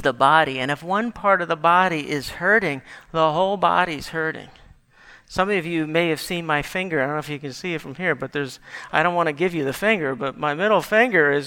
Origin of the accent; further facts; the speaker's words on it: Gaithersburg, Maryland, United States; I grew up in Gaithersburg as a kid